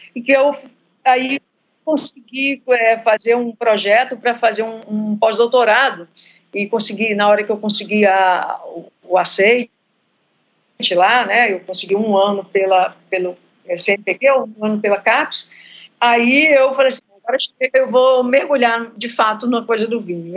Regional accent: Minas Gerais, Brazil; moved away as an adult; now in Rio de Janeiro, Brazil; Eu moro atualmente no Rio, mas eu sou mineira

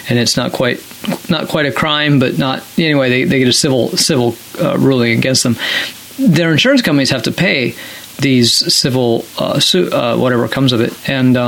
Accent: Minnesota, United States; I grew up in Minnesota

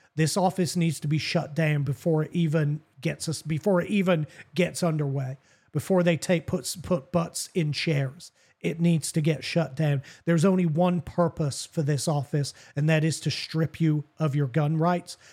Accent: England, United Kingdom; also born or lived in Southern United States; now in United States; growing up in England

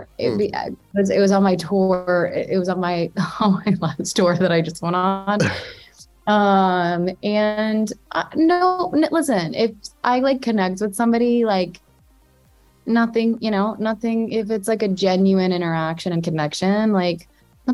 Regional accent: New Jersey, United States; I'm from Jersey, and so I say like tits, like where I'm from

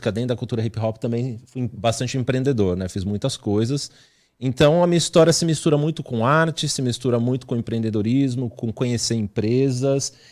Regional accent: São Paulo, Brazil; eu, na, realidade cresci, eu nasci na Zona Sul de São Paulo, mas é, até pela profissão do meu pai, a gente foi muito nômade, né? Mudava muito na cidade.

